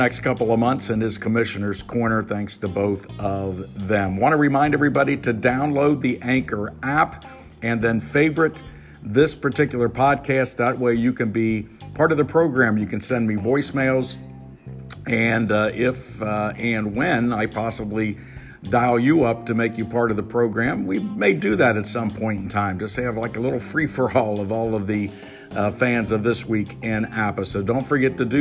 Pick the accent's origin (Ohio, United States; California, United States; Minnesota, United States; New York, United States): Ohio, United States; Cincinnati; right here in my hometown